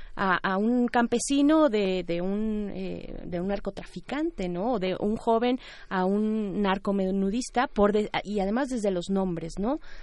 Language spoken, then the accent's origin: Spanish; Mexico; como pueblo mexicano